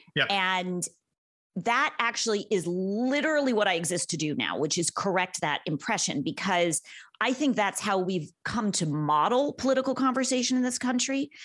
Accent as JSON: {"language": "English", "town": "Los Angeles", "region": "California", "country": "United States", "tie": "born or raised there", "also_born_or_lived": "Santa Monica / Venice", "said": "I'm from Los Angeles. I am one of the rare natives"}